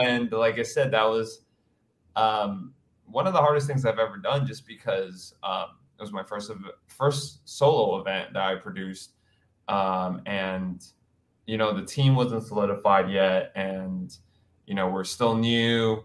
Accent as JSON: {"language": "English", "town": "New York City", "region": "New York", "country": "United States", "tie": "born or raised there", "also_born_or_lived": "Hawaii", "lives_now": "New York City, United States", "said": "I am from Queens, New York, born and raised"}